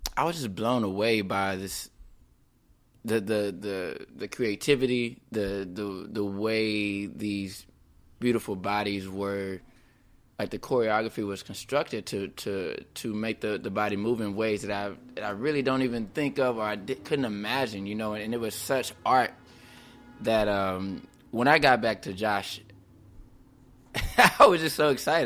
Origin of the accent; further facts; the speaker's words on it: Houston, Texas, United States; me growing up in Houston